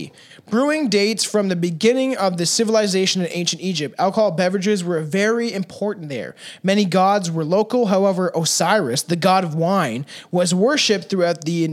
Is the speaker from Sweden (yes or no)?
no; South Africa; Like, I'm South African, bro.